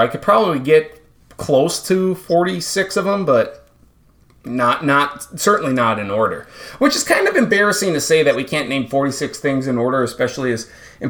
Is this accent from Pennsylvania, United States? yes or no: no; Minnesota, United States; growing up in Minnesota, I know the Gophers very well.